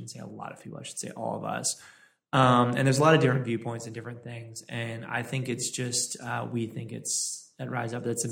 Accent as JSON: {"language": "English", "town": "Los Angeles", "region": "California", "country": "United States", "tie": "born or raised there", "said": "the Dodgers, my hometown"}